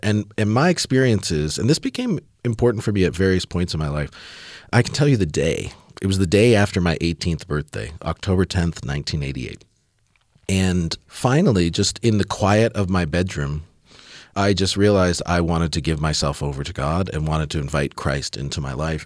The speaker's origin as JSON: {"language": "English", "region": "Southern Ontario", "country": "Canada", "tie": "born or raised there", "said": "I grew up in Southern Ontario in Canada, a couple hours west of Toronto, in a, in a rural community"}